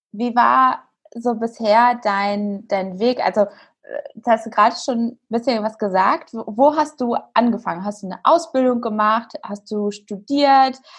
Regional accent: Hanover, Lower Saxony, Germany; ich komme aus Hannover.

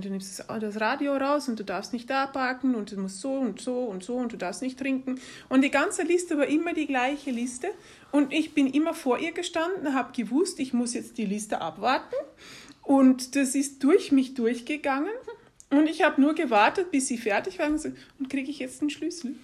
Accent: Netherlands; moved away; also born or lived in Germany / Greece / Turkey / England; meine Eltern sind holländisch und also ich bin in, in Holland groß geworden

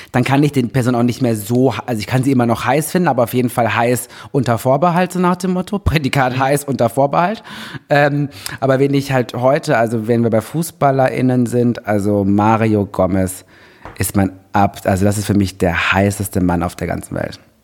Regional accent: Germany; kommt aus der Nähe, wo ich herkomme

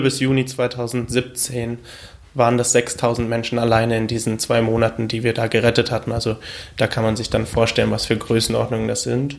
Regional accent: Germany; mein Heimatland Deutschland

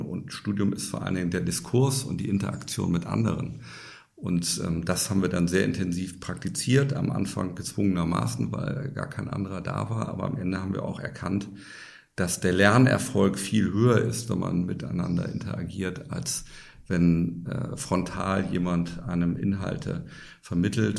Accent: Bremen, Germany; moved away as an adult; Ich bin gebürtiger Bremer, das hört man ein bisschen an meiner Aussprache also in Norddeutschland geboren und aufgewachsen, habe dort auch die ersten 20 Jahre meines Lebens verbracht

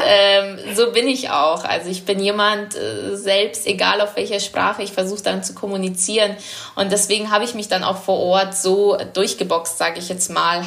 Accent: Munich, Bavaria, Germany; moved away as an adult; now in Bordeaux, France; ich bin in München geboren und ich war dann 21, wo ich weg bin.

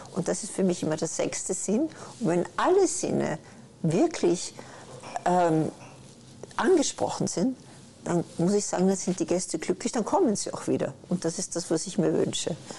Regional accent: Vienna, Austria; moved away; ich komme aus Wien.

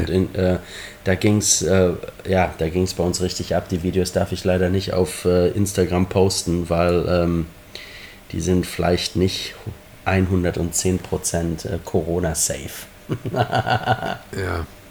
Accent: Germany; now in Liverpool, United Kingdom; als gebürtiger Deutscher und gebürtiger Borussia Dortmund-Fan

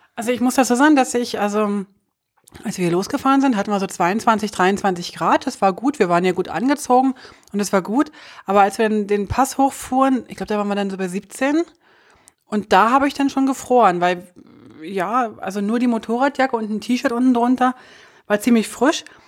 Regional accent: Germany; als Deutsche

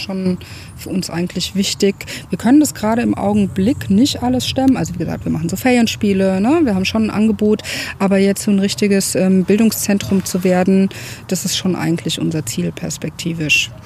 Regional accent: Frankfurt am Main, Hesse, Germany; moved away as an adult; also born or lived in Baltic Sea coast; now in Darmstadt, Germany; ich komme eigentlich aus Frankfurt, habe an der Ostsee gelebt zu der Zeit

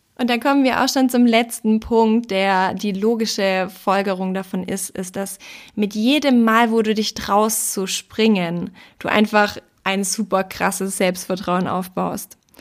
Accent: Austria; bei uns in Österreich

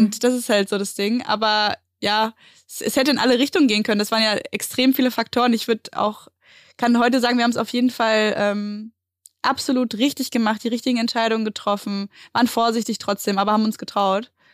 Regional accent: Mallorca, Balearic Islands, Spain; moved away as an adult; now in Berlin, Germany; ich bin ja auf Mallorca groß geworden

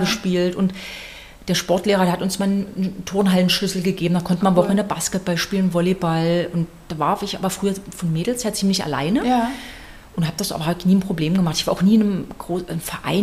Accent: Cottbus, Brandenburg, Germany; now in Dresden, Germany; bin da geboren und bin zur Schule gegangen und das ist halt zu Hause

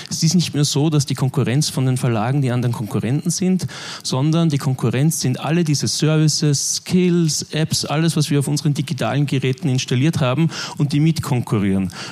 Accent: Linz, Upper Austria, Austria; also born or lived in Vienna; ich komme aus Linz, habe Jahre, Jahrzehnte lang eigentlich auch in Wien gewohnt

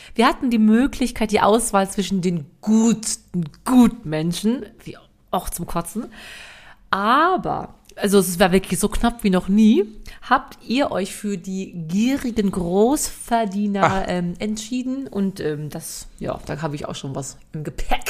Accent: western Germany, Germany; obwohl ich aus dem Westen komme, ich bin im Westen groß geworden

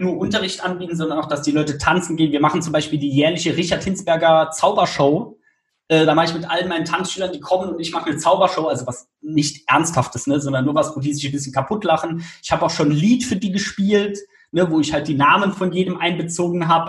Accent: Saarland, Germany; Damals in Saarbrücken, also ich komme aus dem Saarland

